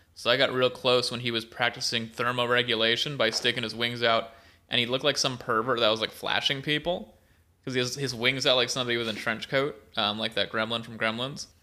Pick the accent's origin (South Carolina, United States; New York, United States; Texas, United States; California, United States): California, United States; Merced; I'm from Merced